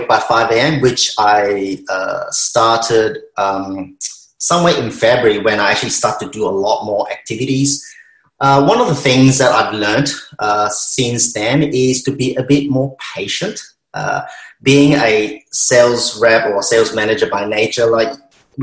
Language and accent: English; Malaysia; now in Melbourne, Australia; I'm Malaysian Chinese